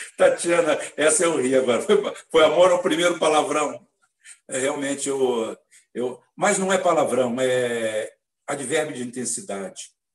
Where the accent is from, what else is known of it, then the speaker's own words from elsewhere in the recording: Brazil; Eu sou nascido no Brasil, mas eu sou cidadão espanhol.